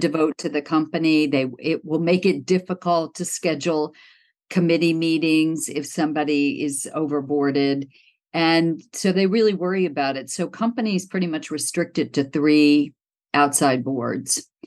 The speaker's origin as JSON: {"language": "English", "area": "outside of Pittsburgh", "region": "Pennsylvania", "country": "United States", "tie": "born or raised there", "also_born_or_lived": "Cincinnati, Ohio / Los Angeles / London", "moved": "as an adult", "said": "I was born in Ohio, in Cincinnati, but I grew up outside of Pittsburgh"}